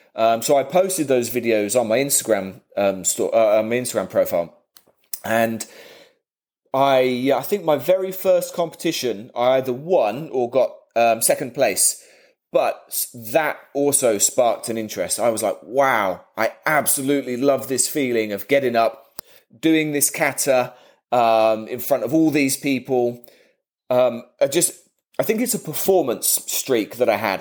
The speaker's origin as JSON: {"language": "English", "town": "Kettering", "region": "East Midlands", "country": "United Kingdom", "tie": "born or raised there", "said": "my hometown, which is not a very big town"}